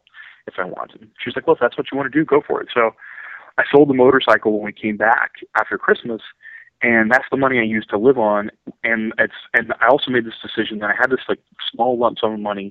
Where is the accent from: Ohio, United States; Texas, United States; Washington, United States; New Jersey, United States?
Ohio, United States; Ironton; moved away as an adult; now in Orange County, United States; I'm from Ironton, Ohio